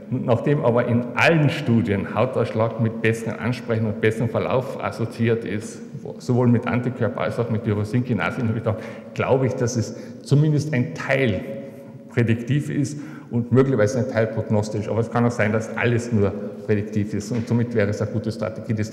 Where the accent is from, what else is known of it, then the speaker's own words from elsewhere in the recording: Carinthia, Austria; Ich bin ein Kärntner. Ich kann mir einfach nicht vorstellen, nicht in Kärnten begraben zu sein.